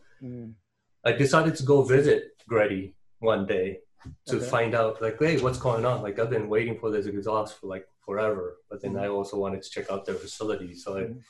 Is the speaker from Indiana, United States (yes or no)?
no; Torrance, California, United States; also born or lived in Tustin, California; I grew up in Torrance, but in 94, my parents moved to Tustin because my father's office was in Irvine